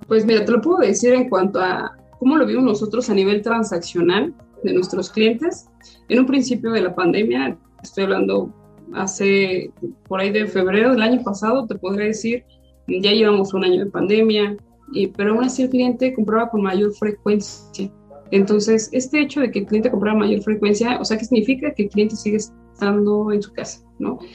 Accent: Mexico; nuestro objetivo es apoyarnos como mexicanos

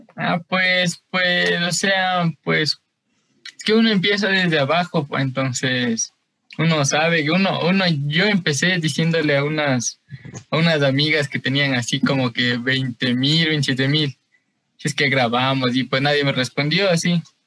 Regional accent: Quito, Pichincha, Ecuador; yo soy de Quito, aquí del norte, Quito el norte, eh, por, por Carcelén

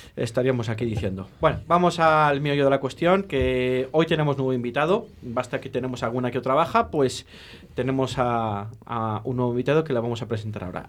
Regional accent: Valladolid, Castile and León, Spain; somos de Valladolid

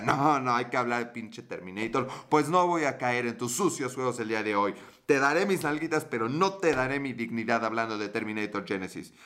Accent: Mexico; accent: Mexican Spanish; mi perfecto acento español de México

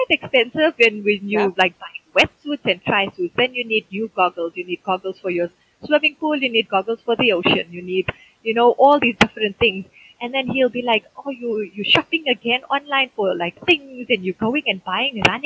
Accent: South Africa; being South African

